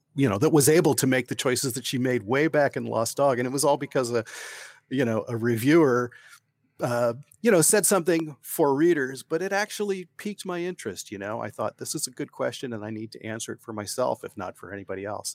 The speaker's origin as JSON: {"language": "English", "region": "Ohio", "country": "United States", "tie": "born or raised there", "moved": "as an adult", "lives_now": "Oregon, United States", "said": "I grew up in Ohio"}